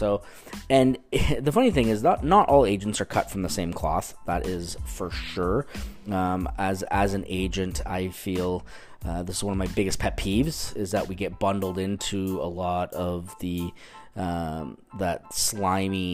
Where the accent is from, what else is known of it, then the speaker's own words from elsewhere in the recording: Canada; now in Orange County, United States; I'm from the Great White North